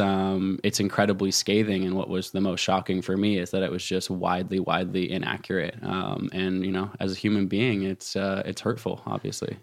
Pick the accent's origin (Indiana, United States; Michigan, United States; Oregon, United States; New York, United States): Oregon, United States; Portland; now in Jackson Hole, United States; my hometown bookstore, uh, in Portland, Oregon